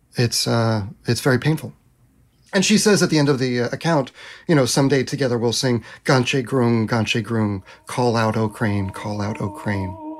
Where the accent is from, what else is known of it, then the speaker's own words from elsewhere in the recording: United States; We as Americans